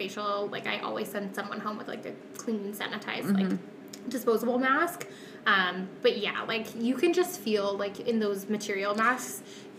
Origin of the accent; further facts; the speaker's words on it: Calgary, Alberta, Canada; I am from Calgary